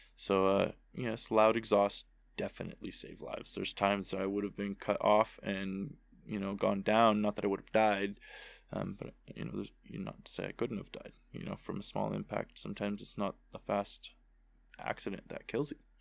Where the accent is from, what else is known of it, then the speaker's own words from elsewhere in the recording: United States; I was born in Tahoe